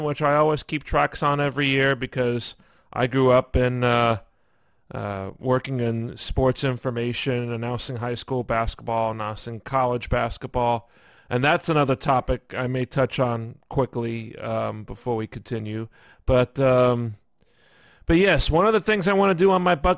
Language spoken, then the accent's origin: English; New York City, New York, United States; my hometown or home yard, if you will. Brooklyn